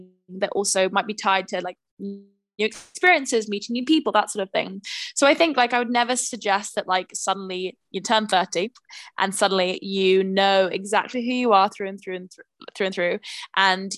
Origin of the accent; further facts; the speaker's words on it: London, United Kingdom; also born or lived in Manchester; I grew up in London